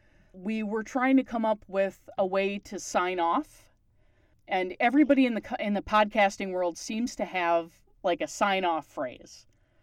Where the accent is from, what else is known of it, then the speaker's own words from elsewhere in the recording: Canada; Because I'm Canadian